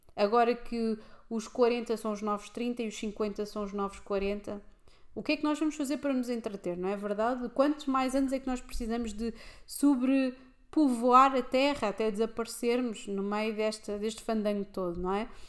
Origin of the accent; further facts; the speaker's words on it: Lisbon, Portugal; no centro de Lisboa em que eu cresci